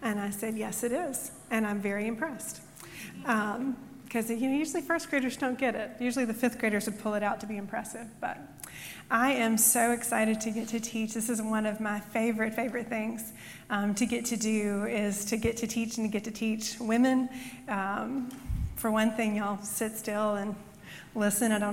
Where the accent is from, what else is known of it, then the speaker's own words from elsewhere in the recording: Mississippi, United States; I was from Mississippi